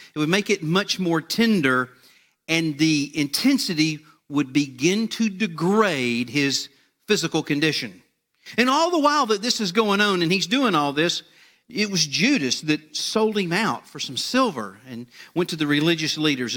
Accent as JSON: {"language": "English", "country": "United States", "tie": "born or raised there", "said": "my hometown, uh, over in Liberty County"}